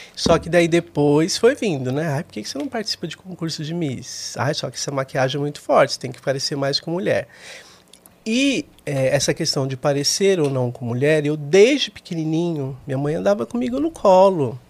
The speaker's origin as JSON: {"language": "Portuguese", "region": "São Paulo", "country": "Brazil", "tie": "born or raised there", "said": "de São Paulo, nascido e criado aqui"}